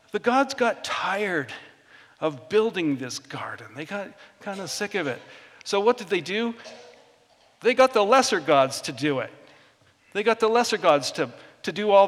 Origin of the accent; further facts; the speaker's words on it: Vancouver Island, British Columbia, Canada; I grew up in Vancouver Island